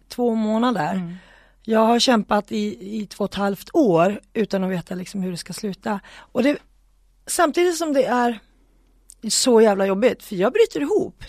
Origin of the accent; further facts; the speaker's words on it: Sweden; vi var fem från Sverige